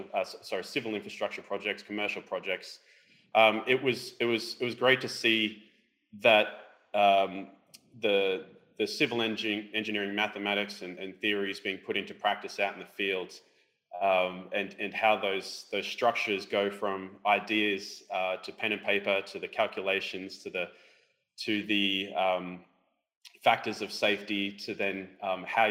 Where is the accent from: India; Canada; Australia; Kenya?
Australia